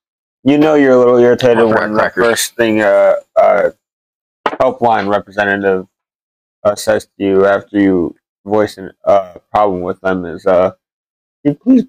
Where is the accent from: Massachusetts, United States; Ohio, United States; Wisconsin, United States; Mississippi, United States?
Wisconsin, United States; I was born here in town.